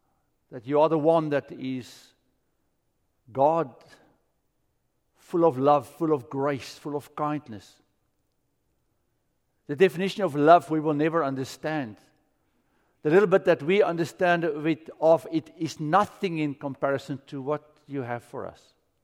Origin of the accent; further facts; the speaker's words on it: South Africa; moved away as an adult; now in United States; America is strange. I came here from South Africa.